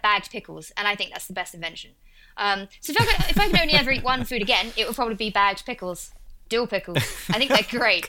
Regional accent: Essex, East of England, United Kingdom; accent: Essex; in my accent, I'm from a place called Essex

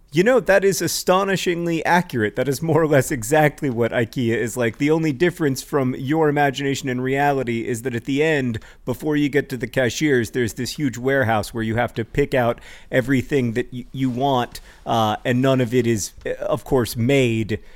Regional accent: United States; people introduce me as an American author

